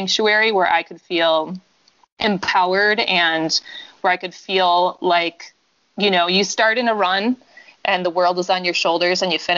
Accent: Brookfield, Wisconsin, United States; moved away as an adult; also born or lived in Colorado; I'm from Wisconsin. I grew up in Brookfield, Wisconsin, which is just west of Milwaukee

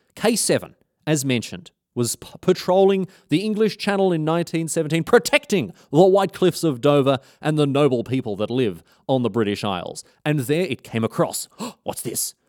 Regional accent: Australia; as an Australian

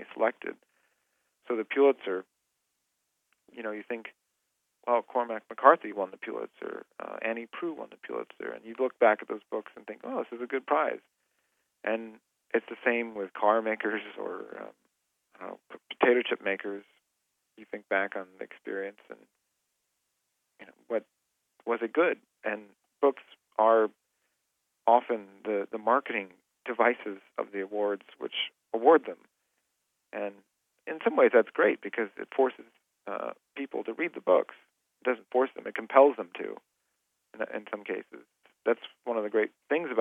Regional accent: Sacramento, California, United States; also born or lived in Cleveland, Ohio; I was born in Cleveland, but I grew up a lot in Sacramento.

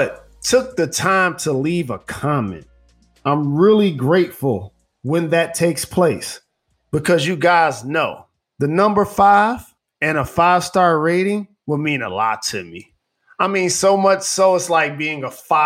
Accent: Detroit, Michigan, United States; I grew up in Detroit in the 1980s amidst the crack era and epidemic sweeping the country.

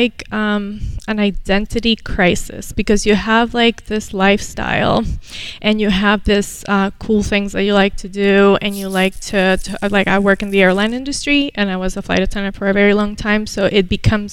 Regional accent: Venezuela; moved away as an adult; now in United States; I was born here, moved to Venezuela when I was 7, and came back at the age of 19, ready for college

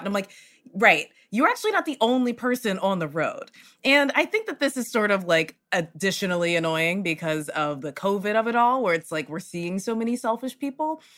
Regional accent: the South, United States; now in Los Angeles, United States; I'm from the South

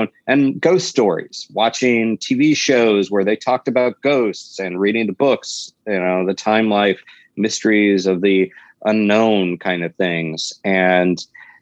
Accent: the South, United States; accent: Southern drawl; I was raised in the South, and even though I don't think I have an accent, every so often there's a drawl that kicks

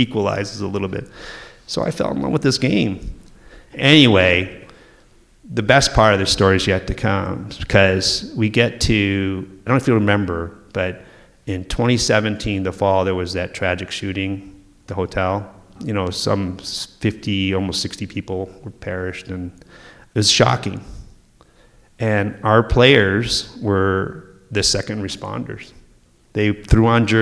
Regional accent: Michigan, United States; I grew up in Michigan

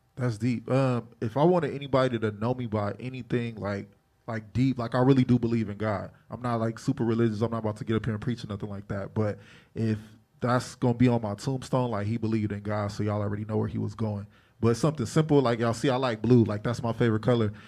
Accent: Long Beach, California, United States; I'm from North Side, Long Beach

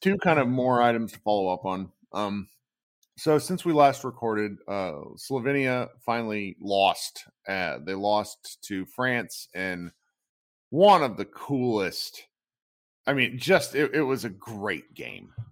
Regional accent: Virginia, United States; now in Dallas, United States; I was a guy from Virginia

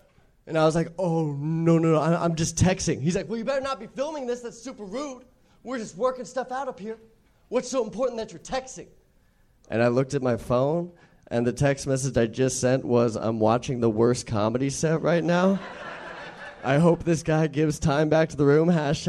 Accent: Torrance, California, United States; also born or lived in Costa Mesa; now in Los Angeles, United States

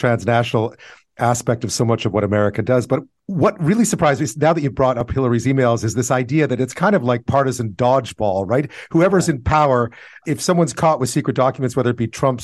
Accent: Canada; as a Canadian

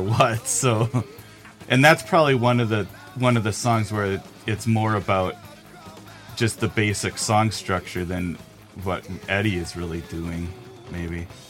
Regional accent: Milwaukee, Wisconsin, United States; growing up in Milwaukee

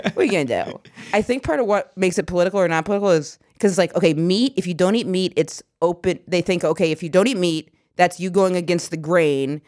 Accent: Maine, United States; I'm from Maine

